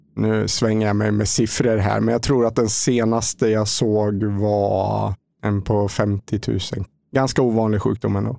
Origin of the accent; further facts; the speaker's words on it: Lindesberg, Örebro County, Sweden; moved away as an adult; now in Mölnlycke, Sweden; kommer jag ifrån en liten stad som heter Lindesberg, fyra mil norr om Örebro. Där jag har bott egentligen i hela min uppväxt fram till eh, jag fyllde 24.